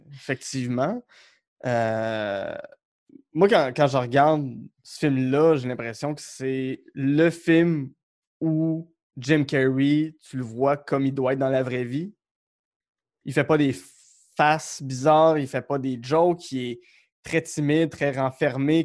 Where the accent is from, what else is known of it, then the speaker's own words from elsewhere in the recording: Outaouais, Quebec, Canada; moved away; je viens de l'Outaouais